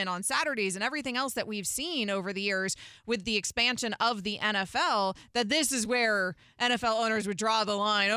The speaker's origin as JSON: {"language": "English", "region": "Florida", "country": "United States", "said": "I'm a Floridian. I'm from Florida. I live in Florida"}